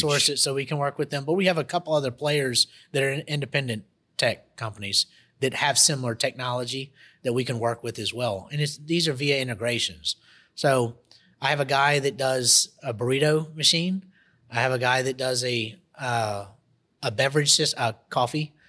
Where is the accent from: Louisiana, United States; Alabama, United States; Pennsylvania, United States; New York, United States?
Louisiana, United States; Monroe; also born or lived in Costa Rica / Jackson, Mississippi; now in Baton Rouge, United States; I come originally from Monroe, Louisiana. That's my hometown.